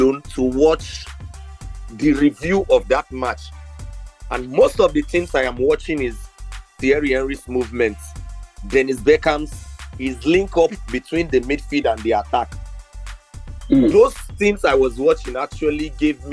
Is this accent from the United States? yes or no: no; Nigeria; as a Nigerian